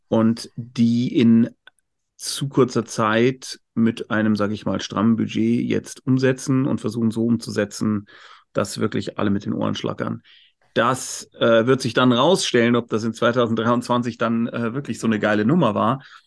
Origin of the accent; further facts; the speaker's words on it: Munich, Bavaria, Germany; Ich bin Münchner